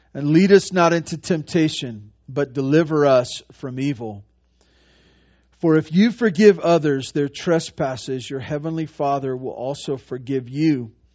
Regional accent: Santa Barbara, California, United States; I grew up in Santa Barbara.

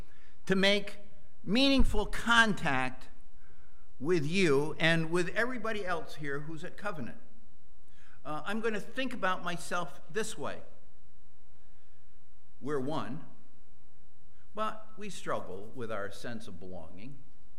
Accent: Western Massachusetts, United States; moved away; I was raised in Western Massachusetts

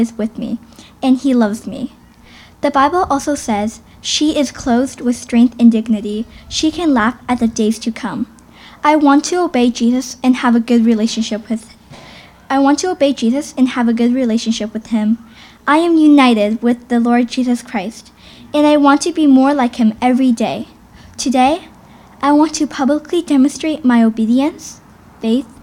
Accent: Hamilton, Ontario, Canada; I was born here in Hamilton at McMaster Sick Kids Hospital

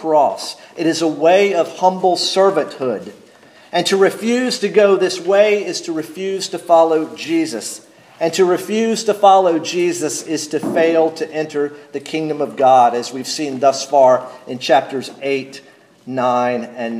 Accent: North Carolina, United States; moved away; I grew up in North Carolina

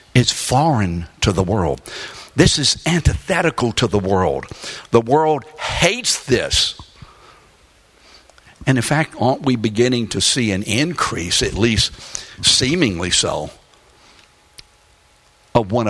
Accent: New Orleans, Louisiana, United States; also born or lived in London; I was raised in New Orleans, Louisiana, after we came over on the Queen Mary in 1946. I was born in London

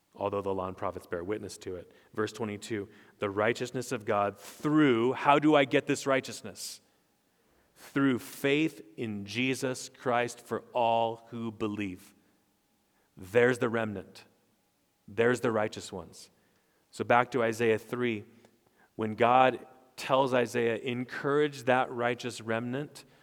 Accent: Stockton, California, United States; I was born in Stockton, California.

